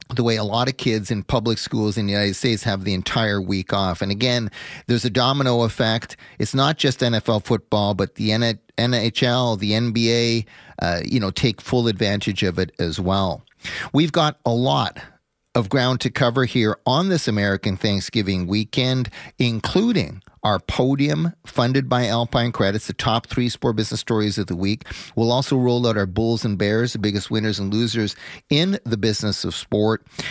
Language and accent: English; Canada; being a Canadian